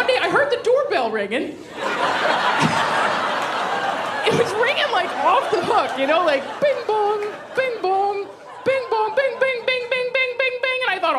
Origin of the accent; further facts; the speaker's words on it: Alaska, United States; moved away as an adult; now in Portland, United States; I am originally from Alaska. Yeah. I moved to Portland a few years ago.